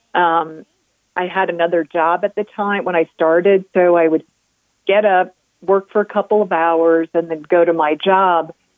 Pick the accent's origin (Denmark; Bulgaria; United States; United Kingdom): United States; New Hampshire; also born or lived in New York; now in Colorado, United States; growing up in New Hampshire